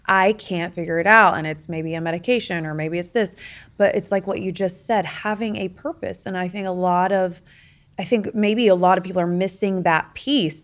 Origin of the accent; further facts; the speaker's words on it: Midwest, United States; I grew up in the Midwest